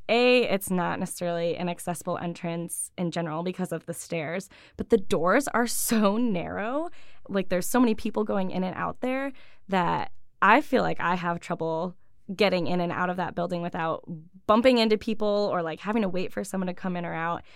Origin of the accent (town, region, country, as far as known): Buffalo, New York, United States; born or raised there; also born or lived in Ithaca, New York